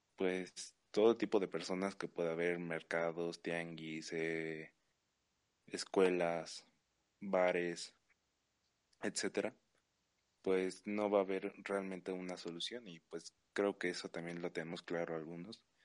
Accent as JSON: {"language": "Spanish", "country": "Mexico", "said": "como mexicano"}